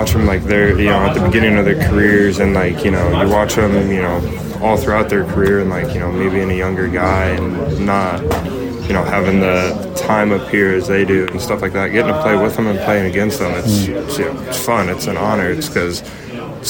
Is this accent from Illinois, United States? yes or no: yes; Illinois, United States; growing up in Illinois